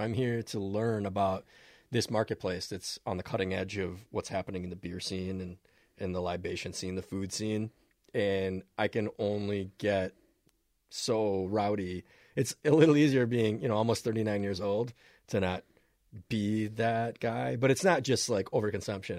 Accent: Minnesota, United States; you learn as a Minnesotan

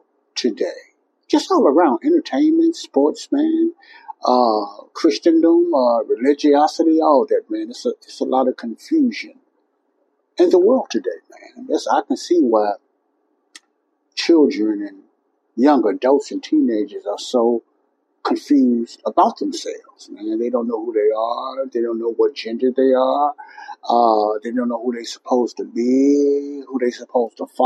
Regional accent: Chicago, Illinois, United States; my hometown, Chicago

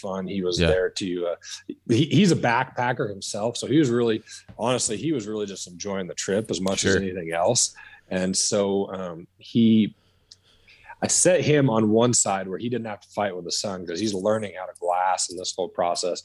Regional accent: Southwest Wyoming, United States; I grew up in Southwest Wyoming

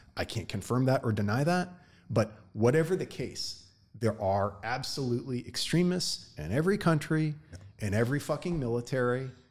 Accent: United States; I'm an American

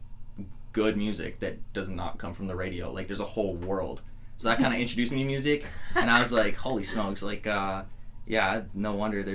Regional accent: just outside of Edmonton, Alberta, Canada; also born or lived in Bellingham, Washington, United States; I grew up just outside of Edmonton

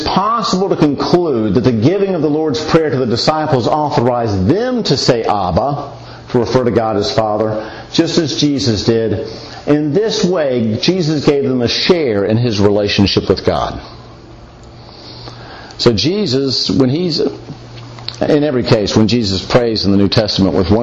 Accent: the South, United States; I'm from the South

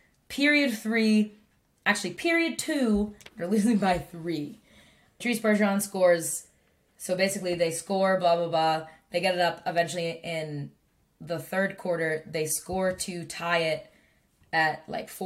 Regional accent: Lowell, Massachusetts, United States; where I grew up in Massachusetts, like, there's a lot of French people

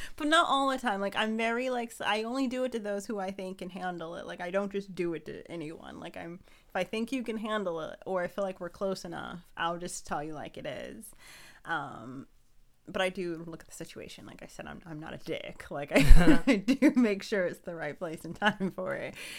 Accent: Ohio, United States; now in Pennsylvania, United States; I'm originally from Ohio. So after we left Ohio, moved here to Pennsylvania

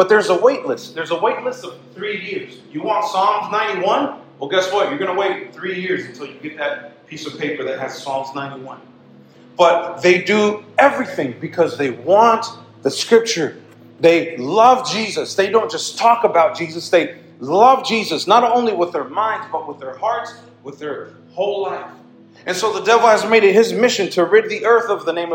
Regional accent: United States; we grew up in the United States

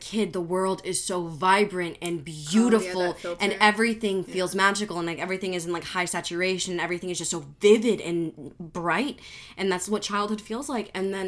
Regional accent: Italy; I'm from Italy.

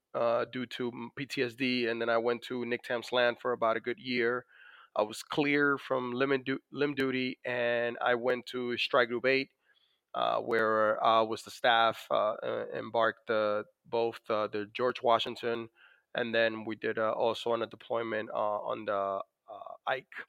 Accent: Dominican Republic; now in United States; as you could probably notice from my accent, I was born in the Dominican Republic

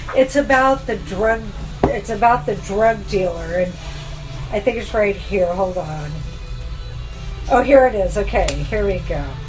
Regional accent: Fountain Valley, California, United States; I was raised on Talbert and Magnolia. I lived there my whole life

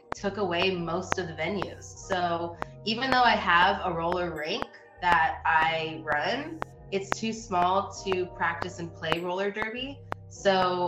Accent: Long Beach, California, United States; Long Beach, California

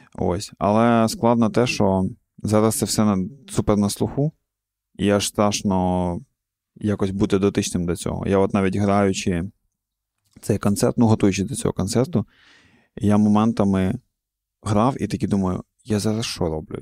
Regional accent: Cherkasy Oblast, Ukraine; я з центральної України, з центру України, я з Черкаської області

